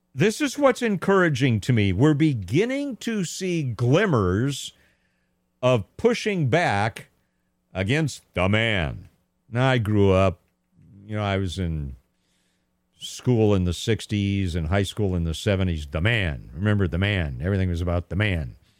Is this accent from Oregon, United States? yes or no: no; Pasadena, California, United States; my hometown of Pasadena, California